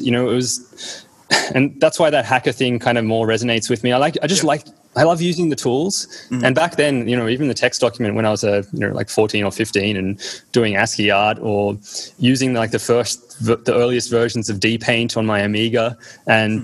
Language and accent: English; Australia; also born or lived in East Berlin, Germany; I more remember like just growing up in Australia